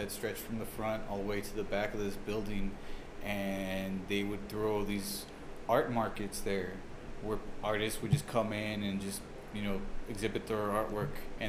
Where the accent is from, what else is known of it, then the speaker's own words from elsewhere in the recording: El Paso, Texas, United States; also born or lived in Tacoma, Washington; I grew up in the Loire Valley. I grew up right there off of Zaragoza. And I went to the old Isleta Elementary.